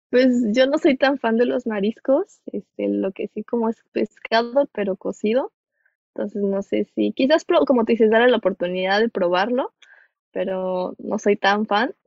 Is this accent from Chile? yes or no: no; Mexico; de donde yo soy, este, no suele ser muy frío nuestro invierno